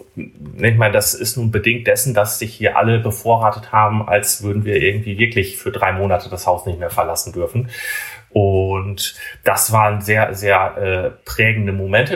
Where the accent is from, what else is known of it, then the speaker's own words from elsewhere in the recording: Emsland, Lower Saxony, Germany; moved away as an adult; now in Bremen, Germany; das ist auch quasi der, der Fleck Erde, wo ich groß geworden bin. Also komme gebürtig aus dem Emsland.